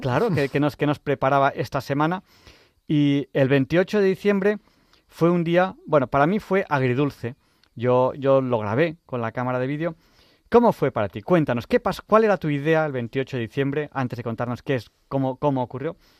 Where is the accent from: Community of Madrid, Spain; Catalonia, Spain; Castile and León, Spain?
Catalonia, Spain; Barcelona; Yo soy de Barcelona